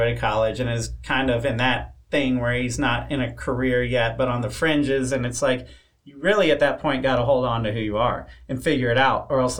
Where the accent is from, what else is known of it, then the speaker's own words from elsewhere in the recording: Florida, United States; I grew up in Florida